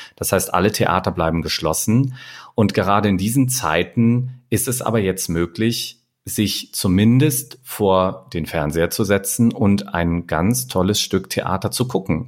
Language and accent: German; Germany; Und für uns als Deutsche